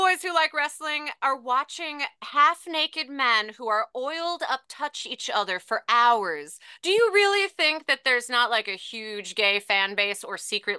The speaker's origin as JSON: {"language": "English", "region": "the South", "country": "United States", "said": "Like, I'm from the South and I do not know what a gay man has ever been or ever was."}